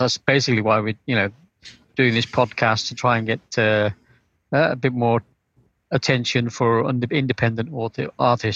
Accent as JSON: {"language": "English", "country": "United Kingdom", "first_language": "English", "moved": "yes", "lives_now": "Netherlands", "said": "I'm British"}